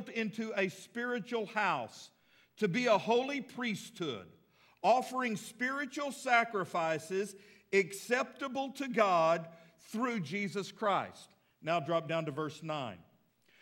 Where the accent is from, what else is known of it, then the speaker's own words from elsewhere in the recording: Texas, United States; now in Fort Smith, United States; I live in Fort Smith, but I'm really from Texas